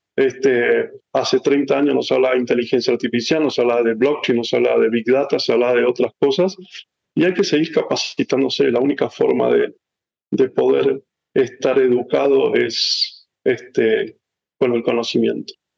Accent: San Rafael, Mendoza, Argentina; moved away as an adult; also born or lived in Chile / Miami, United States / Mexico; now in United States; nací en Argentina, en una ciudad llamada San Rafael, que es un pueblito, una ciudad eh, importante de, Mendoza. Ahí nací, eh, em, ahí me crié

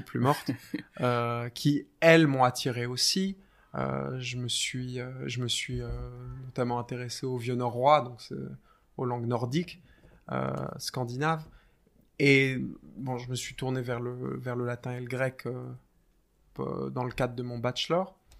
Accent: France; moved away as an adult; now in England, United Kingdom; français de naissance

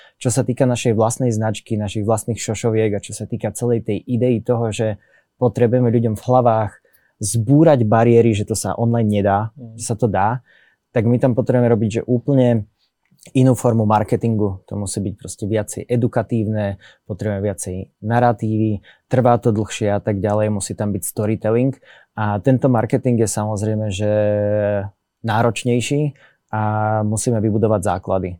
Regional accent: Slovakia; Sme Slováci, sedíme na Slovensku

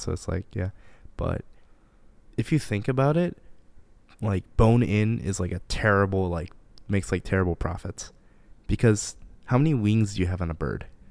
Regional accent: Livonia, Michigan, United States; also born or lived in Japan; I'm from Livonia, Michigan

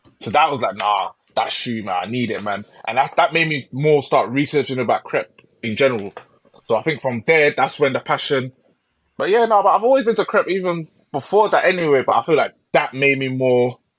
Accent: Hackney, London, United Kingdom; Huaraches, Forces.

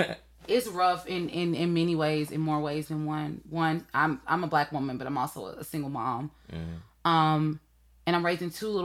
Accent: Atlanta, Georgia, United States; I'm from Atlanta

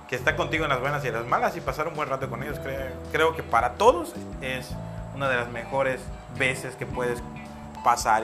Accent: Yucatán, Mexico; como todo bien, buen yucateco, buen mexicano

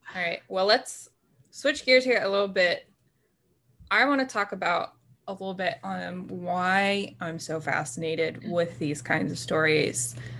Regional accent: Haymarket, Virginia, United States; born or raised there

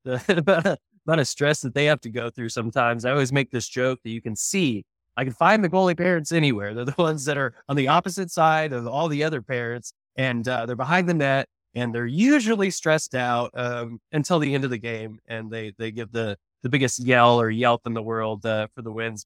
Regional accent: Oklahoma, United States; now in Texas, United States; I'm from Oklahoma. I'm an Oklahoman. I live in Texas now

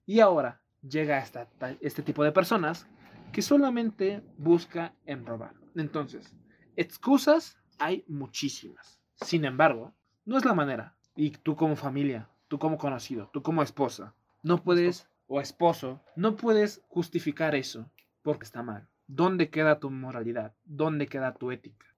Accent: Oaxaca, Mexico; now in Mexico City, Mexico; Yo que vengo de Oaxaca y de la zona donde soy

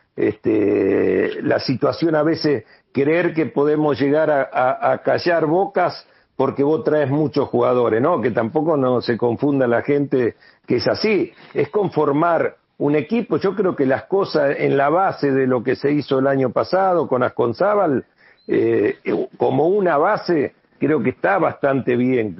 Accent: Santa Fe, Argentina; yo salí de acá, de esta ciudad, yo salí de la Liga Santafesina de Fútbol

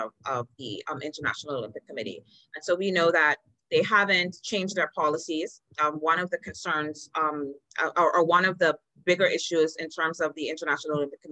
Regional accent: Bahamas

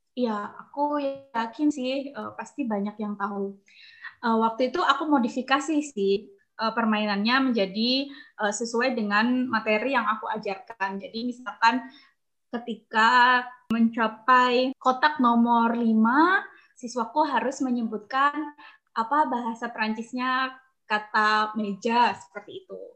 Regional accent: Malang, East Java, Indonesia; aku besar di Malang. Tidak hanya menghabiskan masa kecil sih, aku di Malang sampai aku lulus kuliah.

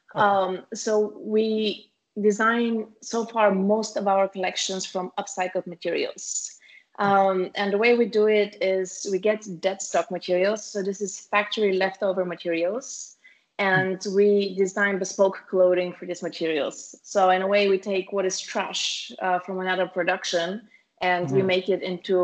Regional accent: Bulgaria; our hometown, so both me and my sister, the founders of the company, we are from Bulgaria

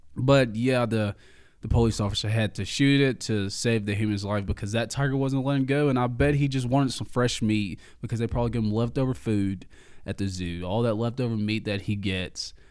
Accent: Alabama, United States; I am from Alabama

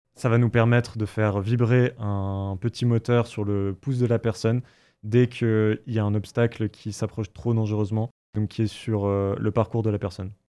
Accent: Bourgogne-Franche-Comté, France; moved away; on vient les deux de l'Est de la France, donc euh, Raphaël d'Alsace et moi de, Franche-Comté

